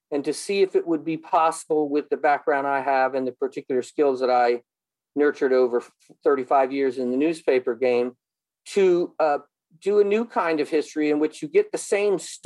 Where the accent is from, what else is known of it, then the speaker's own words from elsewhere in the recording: United States; I'm obviously from America.